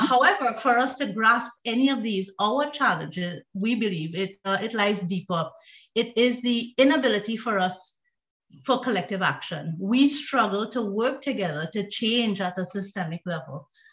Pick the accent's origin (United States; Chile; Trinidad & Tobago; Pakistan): Trinidad & Tobago; I am originally from Trinidad and Tobago